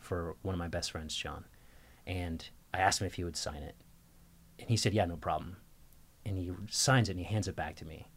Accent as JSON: {"language": "English", "town": "Burlington", "region": "Vermont", "country": "United States", "tie": "born or raised there", "moved": "as an adult", "said": "my hometown in Burlington, Vermont."}